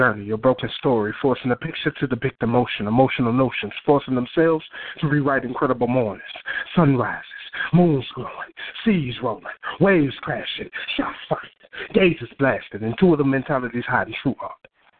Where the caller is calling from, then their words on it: Dallas, Texas, United States; I'm calling from Dallas.